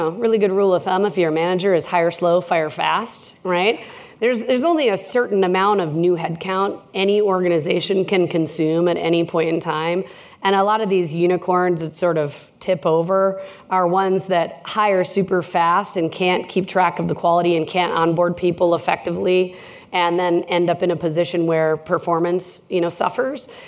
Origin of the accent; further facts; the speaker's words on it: Minnesota, United States; Well, I heart Canada. I'm from Minnesota. I'm trying to become an honorary Canadian.